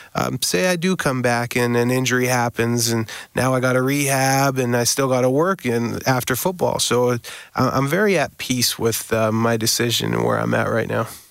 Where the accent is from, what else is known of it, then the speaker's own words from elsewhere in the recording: Winnipeg, Manitoba, Canada; Winnipeg uh, you know, my hometown